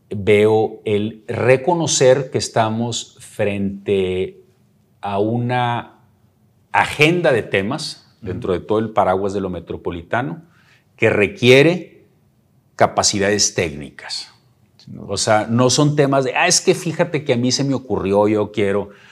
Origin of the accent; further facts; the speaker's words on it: Nuevo León, Mexico; a mí como nuevo leonés